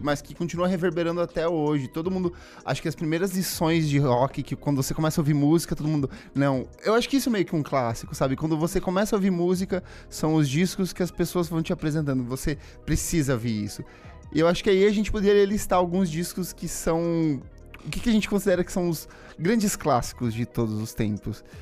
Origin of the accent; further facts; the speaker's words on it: Paraná, Brazil; eu sou do Paraná